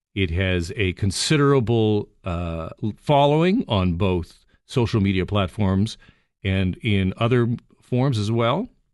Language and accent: English; Burlington, Ontario, Canada; I grew up in Burlington.